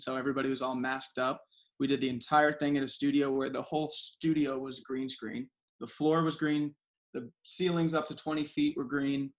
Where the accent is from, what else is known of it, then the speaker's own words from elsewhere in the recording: South Florida, United States; I grew up in South Florida